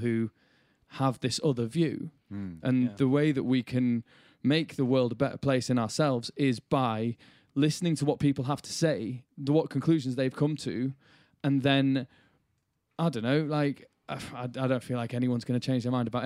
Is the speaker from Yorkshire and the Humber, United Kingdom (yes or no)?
yes; Bradford, Yorkshire and the Humber, United Kingdom; Growing up in Yorkshire and Bradford